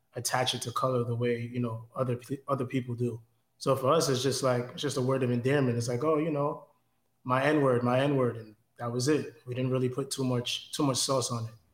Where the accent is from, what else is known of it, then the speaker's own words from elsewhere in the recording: New York City, New York, United States; Growing up in New York